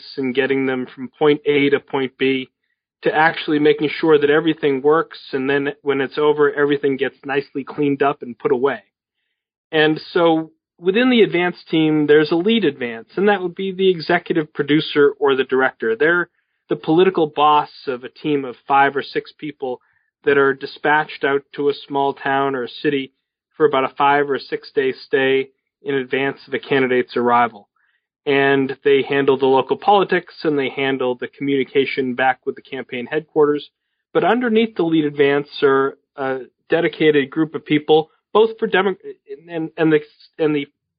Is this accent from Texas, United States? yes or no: no; Boston, Massachusetts, United States; Well, I grew up in Boston and in the cradle of the American Revolution, became an intense student of American history